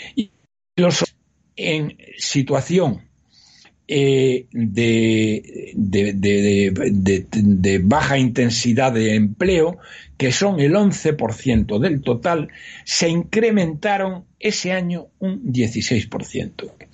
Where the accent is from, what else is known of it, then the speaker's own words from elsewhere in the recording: Spain; problemas que tenemos los españoles